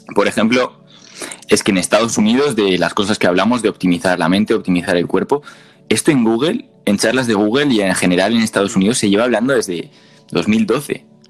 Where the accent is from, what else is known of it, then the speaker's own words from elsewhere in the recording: Spain; con diferentes tonos como hablamos los españoles